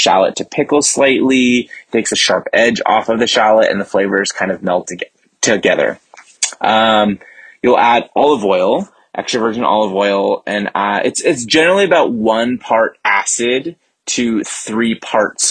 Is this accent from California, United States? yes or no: yes; San Francisco Bay Area, California, United States; I am from the San Francisco Bay Area